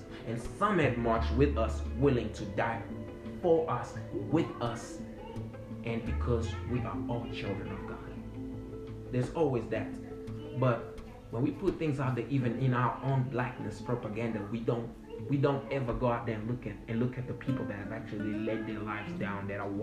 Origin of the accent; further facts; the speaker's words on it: South Africa; moved away; I grew up in South Africa, post-apartheid South Africa